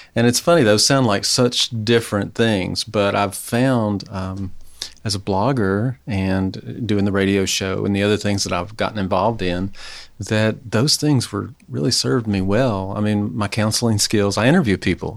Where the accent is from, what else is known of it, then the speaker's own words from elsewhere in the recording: Mobile, Alabama, United States; moved away as an adult; also born or lived in Gainesville, Florida; now in Knoxville, United States; I'm from Mobile, Alabama, Gulf oh. Coast.